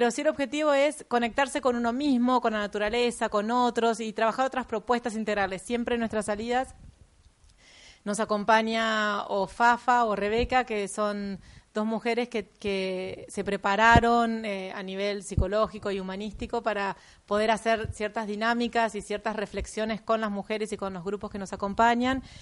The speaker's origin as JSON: {"language": "Spanish", "region": "Mendoza", "country": "Argentina", "said": "Yo vengo de Mendoza y bueno, y toda mi, escuela de montaña viene de ahí, claramente."}